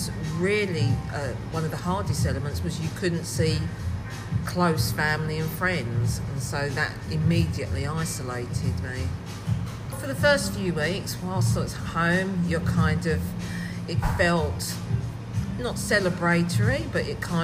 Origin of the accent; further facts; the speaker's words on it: Southend-on-Sea, East of England, United Kingdom; I'm born and bred in Southend